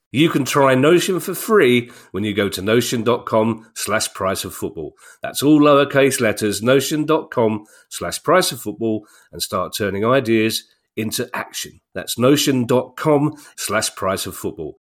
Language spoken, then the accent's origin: English; Donegal, Ulster, Ireland; I'm from Donegal. I was twenty-five before I was made aware of the existence of other counties in Ireland.